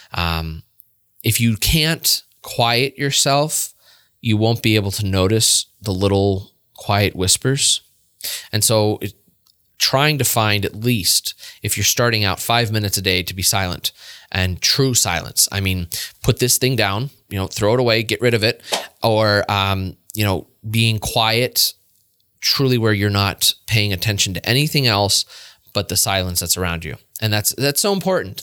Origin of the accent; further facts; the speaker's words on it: Warren, Pennsylvania, United States; I was born in Warren, Pennsylvania